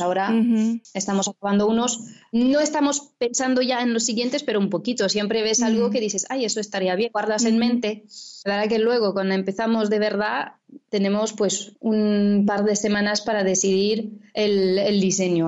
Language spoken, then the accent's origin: Spanish; France; accent: French; Spanish is a second language; now in Valencia, Spain; como lo podéis oír por el nombre y el acento, soy francesa, vivo aquí en, España, en Valencia